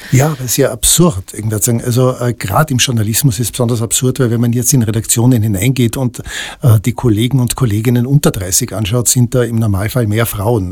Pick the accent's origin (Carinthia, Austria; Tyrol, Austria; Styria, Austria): Tyrol, Austria; ich bin in Tirol aufgewachsen, in äh, 70er, Anfang der 80er Jahre